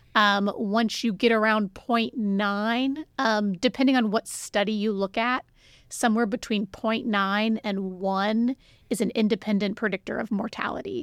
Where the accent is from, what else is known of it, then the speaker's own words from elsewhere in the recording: Ohio, United States; moved away as an adult; also born or lived in Cincinnati, Ohio / Albuquerque, New Mexico; now in Sugar Land, United States; I am from Ohio